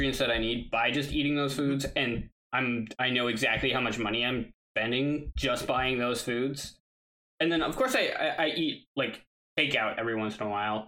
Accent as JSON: {"language": "English", "region": "Wisconsin", "country": "United States", "said": "I'm from Wisconsin"}